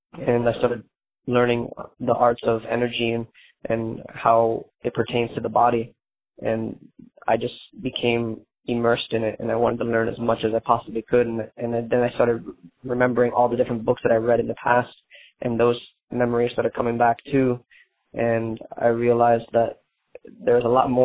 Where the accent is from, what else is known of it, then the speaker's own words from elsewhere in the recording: Hollywood, Florida, United States; I'm from Hollywood, Florida